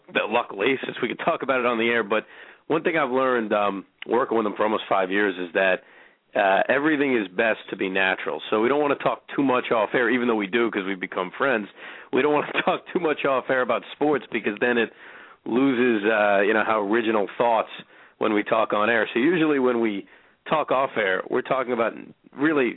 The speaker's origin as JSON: {"language": "English", "region": "New York", "country": "United States", "said": "I'm a New Yorker"}